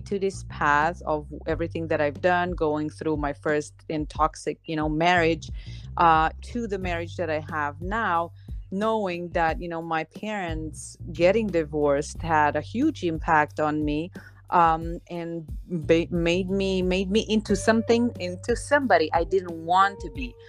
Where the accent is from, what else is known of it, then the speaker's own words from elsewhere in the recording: Slovenia; now in Dominican Republic; I'm originally from Slovenia, but I'm living in the Dominican Republic